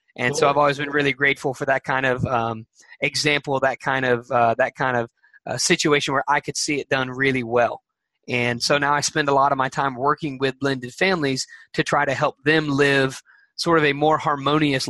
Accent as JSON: {"language": "English", "region": "Alabama", "country": "United States", "said": "I am from Alabama"}